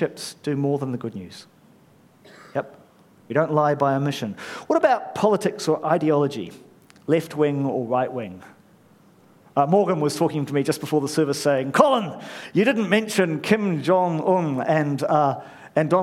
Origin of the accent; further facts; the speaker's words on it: New Zealand; I'm a Pākehā immigrant, a bloke, raised a Kiwi